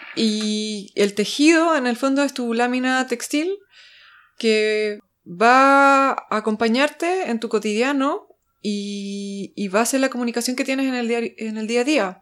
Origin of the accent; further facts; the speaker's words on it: Chile; moved away as an adult; como era chilena